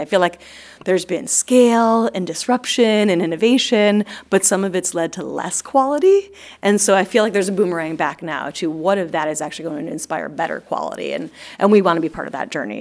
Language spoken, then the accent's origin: English; East Coast, United States; moved away as an adult; also born or lived in Los Angeles, United States; I'm from the East Coast